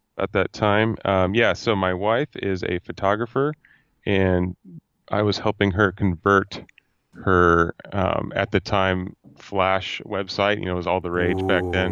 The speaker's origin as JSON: {"language": "English", "town": "Fresno", "region": "California", "country": "United States", "said": "I am from Fresno, California, at Central California"}